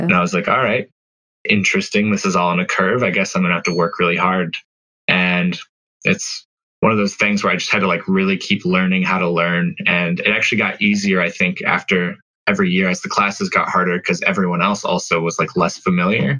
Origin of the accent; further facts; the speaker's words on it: Colorado, United States; also born or lived in Arizona; So I moved away from Arizona when I was pretty young. My family moved up to Colorado